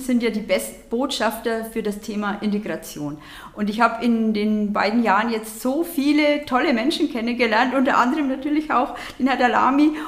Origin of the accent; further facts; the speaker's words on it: Bavaria, Germany; bei uns in Bayern